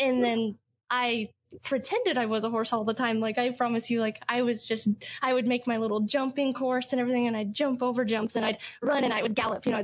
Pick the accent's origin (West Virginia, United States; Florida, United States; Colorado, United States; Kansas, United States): Colorado, United States; Hanover; growing up in Hanover, my graduating class was only 14 kids.